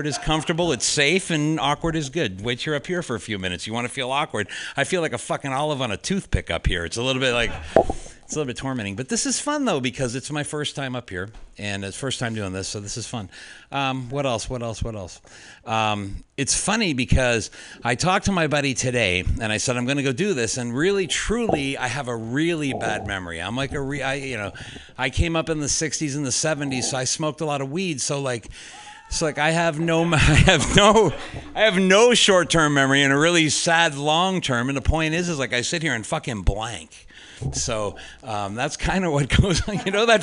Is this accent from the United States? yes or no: yes; Fairfax, California, United States; I'm actually from Fairfax